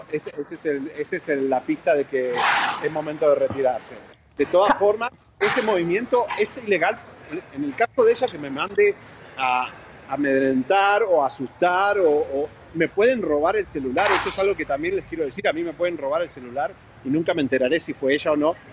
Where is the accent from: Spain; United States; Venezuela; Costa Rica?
United States; yo soy un periodista norteamericano y puedo hacer lo que quiero en la calle con mi celular